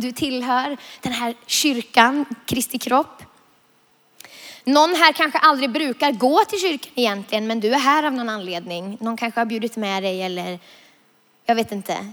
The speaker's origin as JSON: {"language": "Swedish", "town": "Vilhelmina", "region": "Västerbotten County", "country": "Sweden", "tie": "born or raised there", "said": "jag är uppvuxen i Norrlands inland, i södra Lappland, i Vilhelmina, för att vara exakt"}